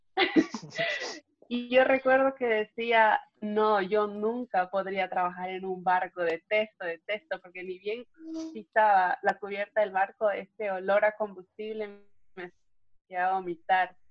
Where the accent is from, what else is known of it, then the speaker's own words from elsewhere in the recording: Puerto Baquerizo Moreno, Galápagos, Ecuador; moved away; also born or lived in Quito; Yo nací y crecí en Galápagos, en la isla de San Cristóbal